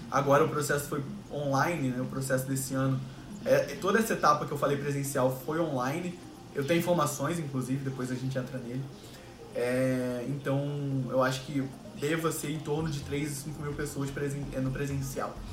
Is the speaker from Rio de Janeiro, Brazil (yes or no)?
yes; Rio de Janeiro, Brazil; Fala galera … tenho 24 anos, sou carioca, moro no Rio de Janeiro, sempre morei aqui